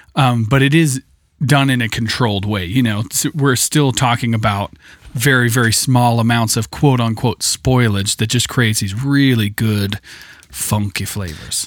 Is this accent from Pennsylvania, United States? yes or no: no; Idaho, United States; I grew up with in Idaho